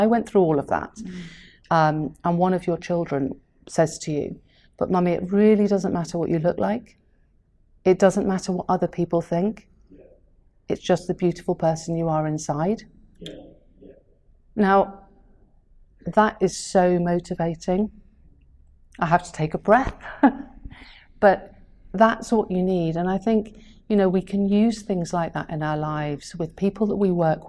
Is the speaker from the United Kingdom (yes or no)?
yes; Welsh, Wales, United Kingdom; as a Welsh person